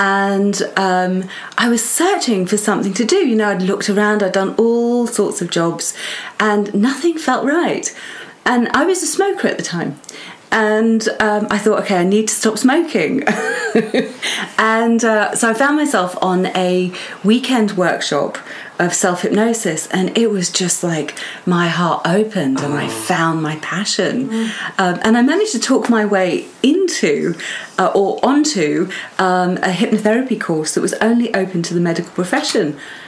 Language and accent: English; Portugal; also born or lived in United States / England; So for me, I was born in the States and then grew up a lot of my childhood in Portugal.